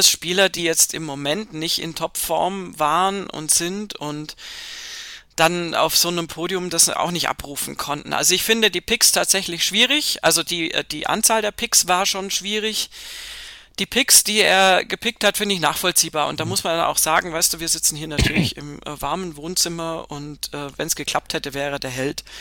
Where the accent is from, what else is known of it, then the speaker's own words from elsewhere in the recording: Italy; German is a second language; jetzt als Italiener jetzt auch mal gesprochen.